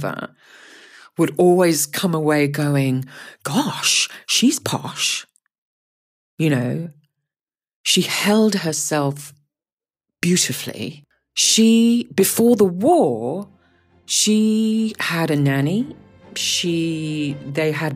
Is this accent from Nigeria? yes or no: no; Guyana; I was born in South America, in Guyana